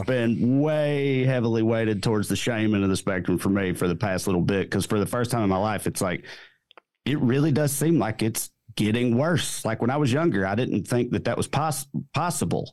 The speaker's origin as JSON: {"language": "English", "region": "rural Tennessee", "country": "United States", "tie": "born or raised there", "moved": "as an adult", "lives_now": "Southern California, United States", "said": "I live in Southern California now, but I'm from deep rural Tennessee"}